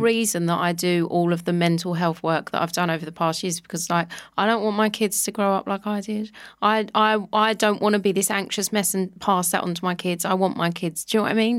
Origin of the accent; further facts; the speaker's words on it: London, United Kingdom; moved away as an adult; I grew up in Walthamstow in London